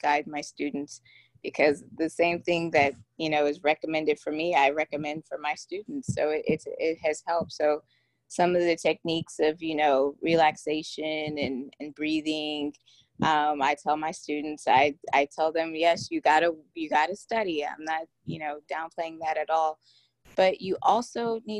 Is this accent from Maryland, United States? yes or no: no; Houston, Texas, United States; I'm from Houston, Texas